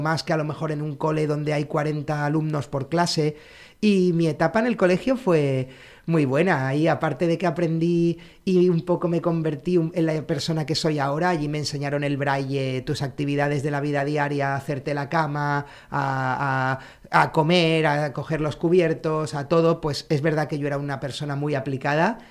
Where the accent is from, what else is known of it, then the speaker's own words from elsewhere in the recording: Alicante, Valencian Community, Spain; also born or lived in Santa Cruz de Tenerife; Entonces yo a los seis años me fui de Tenerife a, Alicante